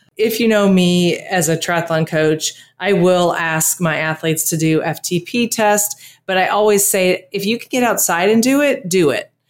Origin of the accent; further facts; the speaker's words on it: Texas, United States; now in Costa Rica; growing up in Texas